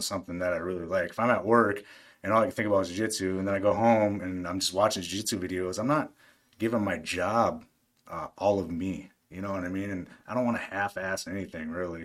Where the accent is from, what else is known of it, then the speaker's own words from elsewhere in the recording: Aberdeen, South Dakota, United States; moved away as an adult; also born or lived in Brookings, South Dakota; now in Decatur, United States; I'm originally from Aberdeen. It's about 30,000 people.